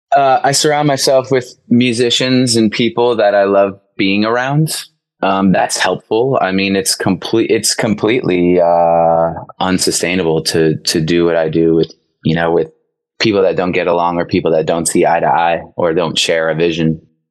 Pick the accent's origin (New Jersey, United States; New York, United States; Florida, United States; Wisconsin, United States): New York, United States; Long Island; I grew up in on Long Island. In Long Island, on Long Island, we say